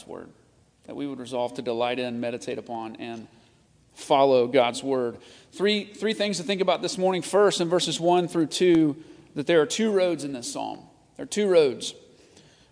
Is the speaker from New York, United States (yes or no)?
no; Nashville, Tennessee, United States; I grew up in Nashville, the country music capital of the world. And like every good Nashvillian, I was country to the core.